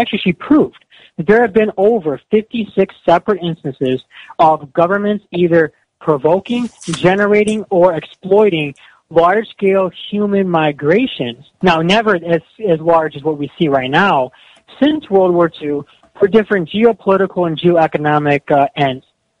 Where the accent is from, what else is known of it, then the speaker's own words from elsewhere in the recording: Cleveland, Ohio, United States; moved away as an adult; now in Russia; I'm originally from Cleveland, Ohio, graduated from The Ohio State University in 2010, and I moved abroad in 2012 to Poland, and I've been in Russia since 2013